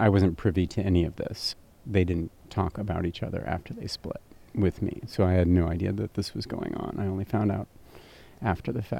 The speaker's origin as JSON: {"language": "English", "region": "Berlin", "country": "Germany", "tie": "born or raised there", "also_born_or_lived": "Stuttgart", "said": "I was born in Stuttgart and quickly moved to Berlin right after I was born."}